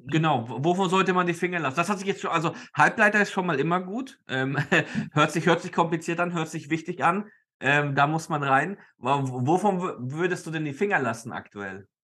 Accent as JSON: {"language": "German", "town": "Nuremberg", "region": "Bavaria", "country": "Germany", "tie": "born or raised there", "said": "ich bin leider in Nürnberg aufgewachsen und deswegen Nürnberg-Fan"}